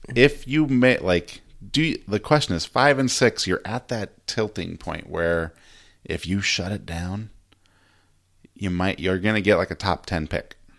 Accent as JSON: {"language": "English", "town": "San Diego", "region": "California", "country": "United States", "tie": "born or raised there", "moved": "yes", "said": "So the Chargers left my hometown. I'm from San Diego."}